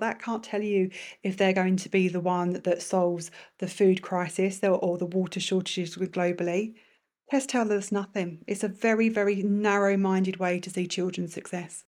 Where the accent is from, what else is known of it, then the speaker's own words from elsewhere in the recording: London, United Kingdom; moved away as an adult; now in Bahrain; in a very multicultural part of London